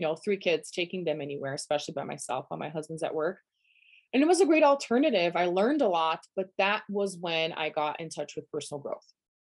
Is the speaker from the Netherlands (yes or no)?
no; Brazil; English is a second language; moved away as an adult; also born or lived in Denver, United States; now in United States; I'm from Brazil originally. Born and raised. At 23, I moved to the US.